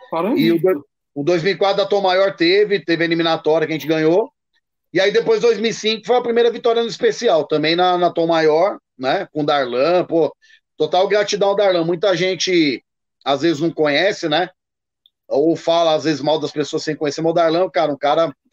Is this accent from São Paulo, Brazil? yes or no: yes; Santo André, São Paulo, Brazil; aí fui pra minha terra, Santo André.